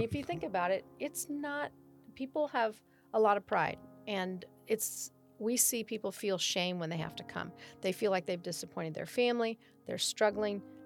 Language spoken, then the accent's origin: English; Oakland, California, United States; moved away as an adult; now in Rancho Cordova, United States; I was born in Oakland, California, in the East Bay